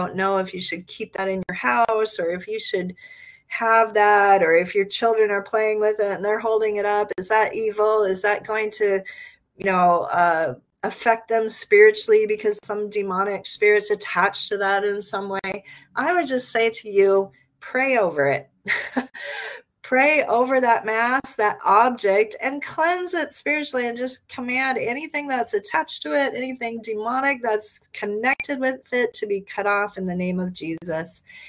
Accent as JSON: {"language": "English", "country": "Nigeria", "tie": "born there", "also_born_or_lived": "Ghana / Liberia", "said": "As some of you know, I grew up in West Africa. I was born in Nigeria. My parents served in Ghana and Liberia and later in Malawi and Eritrea."}